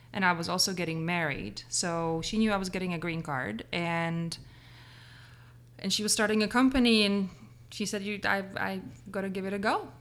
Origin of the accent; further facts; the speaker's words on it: Prague, Czechia; moved away as an adult; grew up in Prague.